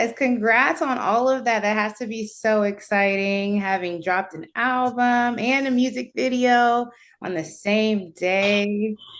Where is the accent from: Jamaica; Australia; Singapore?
Jamaica; I'm Jamaican